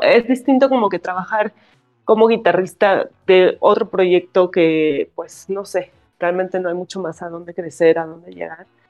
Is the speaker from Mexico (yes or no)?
yes; Mexico City, Mexico; soy de la Ciudad de México, soy guitarrista